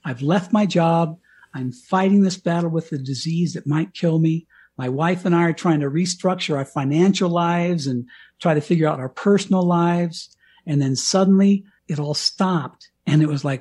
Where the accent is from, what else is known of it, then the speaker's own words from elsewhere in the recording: Colorado, United States; moved away as an adult; also born or lived in Miami, Florida / Washington, D.C.; I had already moved out to Colorado, to my hometown, very small little Colorado town